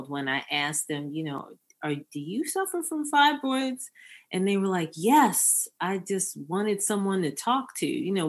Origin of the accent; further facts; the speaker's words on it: Baltimore, Maryland, United States; moved away; I'm a Baltimore girl. So I'm back in Maryland, but I was gone for a long time